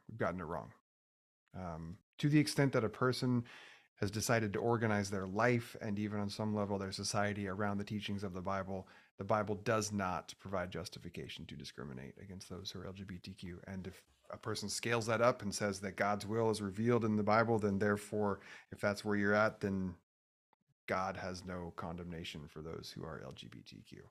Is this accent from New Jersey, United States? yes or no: no; Oregon, United States; I grew up in Oregon